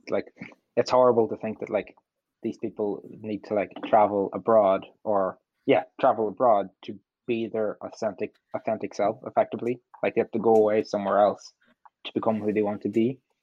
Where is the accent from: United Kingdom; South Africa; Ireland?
Ireland; Donegal, Ulster; I'm from Donegal